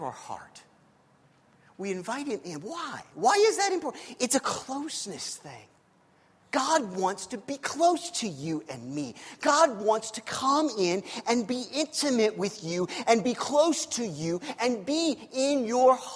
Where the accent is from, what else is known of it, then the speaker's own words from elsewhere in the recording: Missouri, United States; I'm from Missouri